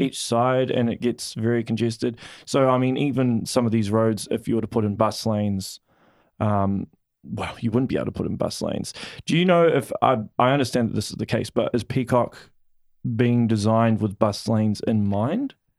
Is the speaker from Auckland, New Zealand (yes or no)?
yes; Auckland, New Zealand; I'm originally from Auckland